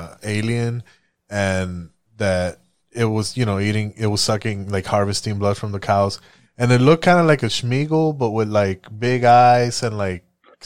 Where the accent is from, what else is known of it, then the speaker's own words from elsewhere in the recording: Puerto Rico; moved away; that's where I grew up in Puerto Rico.